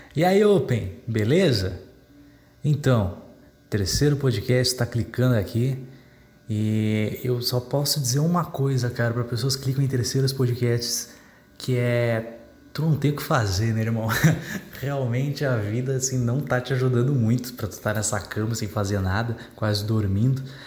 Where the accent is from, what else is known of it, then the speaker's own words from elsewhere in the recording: Dom Pedrito, Rio Grande do Sul, Brazil; minha cidade natal, né, que é Dom Pedrito